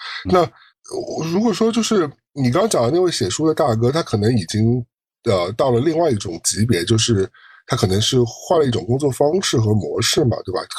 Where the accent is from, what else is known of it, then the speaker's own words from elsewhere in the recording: China; 我们中国人民过得那么辛苦，